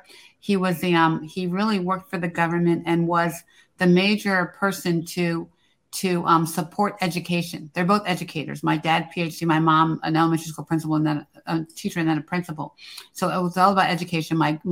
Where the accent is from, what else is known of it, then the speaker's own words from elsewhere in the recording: Silver Spring, Maryland, United States; I grew up in Silver Spring, Maryland. I had very dominant parents. I had a very, very dominant father and grandparents. And so, you know, we were a very middle-class Black family.